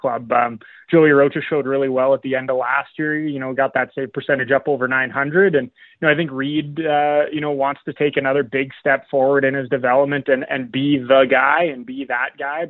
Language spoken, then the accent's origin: English; Edmonton, Alberta, Canada; moved away as an adult; also born or lived in Melfort, Saskatchewan; now in Swift Current, Canada; born and raised in Edmonton, grew up watching, you know, the Oilers and Oil Kings.